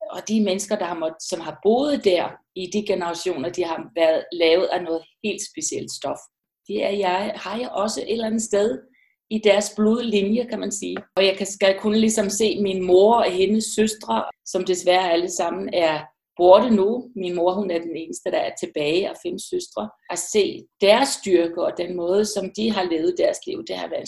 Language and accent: Danish; Iceland; moved away as an adult; also born or lived in Westfjords, Iceland (mother's origin); now in Denmark; Jeg er født i Island, har boet i Island de første 20 år af mit liv, og så flyttede jeg til Danmark har stor tilknytning til Danmark, og det havde jeg allerede, da jeg var barn.